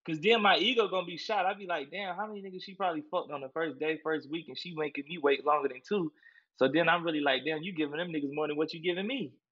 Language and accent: English; Columbia, South Carolina, United States; I'm from South Carolina for real, born and raised Columbia, South Carolina